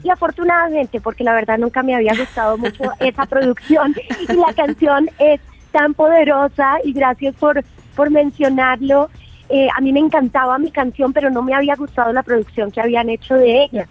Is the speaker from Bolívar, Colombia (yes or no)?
no; Bogotá, Colombia; moved away as an adult; also born or lived in England; now in Valle de Bravo, Mexico; Crecí eh, en Bogotá, nací en Inglaterra, pero llegué muy pequeñita a, la tierra de mi, de mi familia